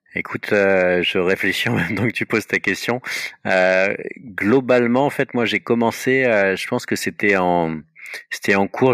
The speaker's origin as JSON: {"language": "French", "town": "Paris", "region": "Île-de-France", "country": "France", "tie": "born or raised there", "said": "je suis un Parisien, j'ai toujours vécu à Paris"}